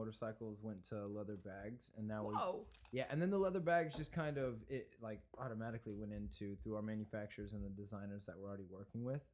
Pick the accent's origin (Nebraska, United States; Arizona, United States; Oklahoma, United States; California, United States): Oklahoma, United States; moved away; growing up in Oklahoma